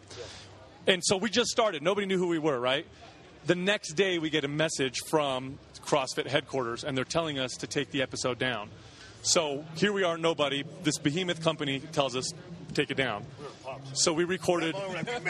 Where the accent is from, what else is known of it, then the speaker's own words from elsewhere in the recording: San Jose area, the Bay Area, California, United States; we're all from the Bay Area